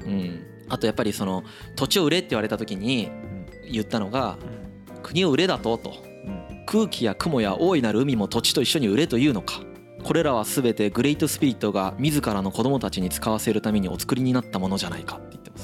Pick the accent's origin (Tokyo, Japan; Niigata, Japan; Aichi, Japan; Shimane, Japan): Shimane, Japan; Izumo; moved away; 田舎出身なんでやっぱりこう出雲に帰った時に森の匂いがするんですよ